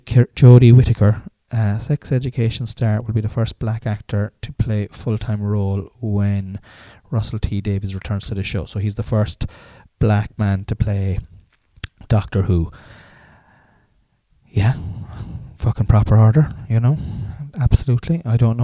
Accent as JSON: {"language": "English", "country": "Ireland", "said": "us as Southern Ireland, Southern Irish people"}